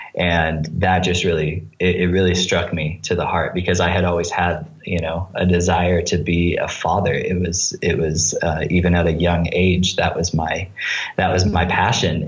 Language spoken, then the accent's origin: English; United States; moved away as an adult; now in Tanzania; for me as an American